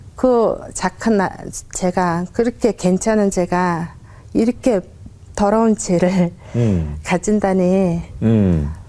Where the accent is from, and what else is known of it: Mongolia; born or raised there; Korean is a second language; moved away as an adult; also born or lived in Ulaanbaatar; now in South Korea